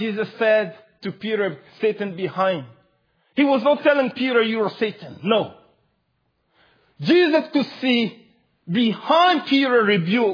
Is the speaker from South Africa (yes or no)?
no; Mali; English is a second language; moved away